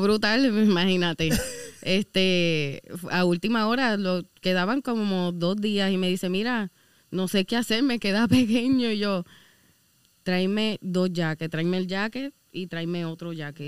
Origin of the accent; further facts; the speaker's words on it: Caguas, Puerto Rico; also born or lived in Aguadilla / Guánica / Lares; Yo no soy de Guanica soy de Caguas